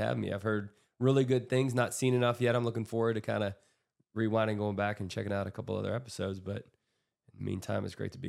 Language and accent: English; Grove City, Pennsylvania, United States; also born or lived in Erie, Pennsylvania / Edinboro, Pennsylvania; And grew up, my childhood was Grove City, Pennsylvania. Incredible place to be raised. It's just an incredible community, a sports community, a loving community, a lot of phenomenal, just a lot of phenomenal people there.